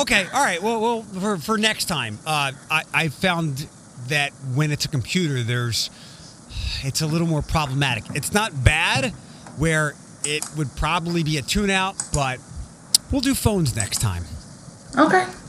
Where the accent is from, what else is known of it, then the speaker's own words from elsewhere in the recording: Philadelphia, Pennsylvania, United States; now in Wood County, Ohio, United States; I'm from Philadelphia